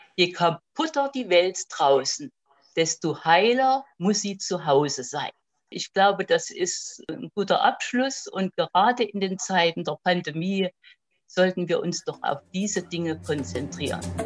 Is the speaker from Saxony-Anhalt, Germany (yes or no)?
yes; Aschersleben, Saxony-Anhalt, Germany; also born or lived in Rudolstadt; bin ein Jahr vor Gründung der DDR geboren. In Sachsen-Anhalt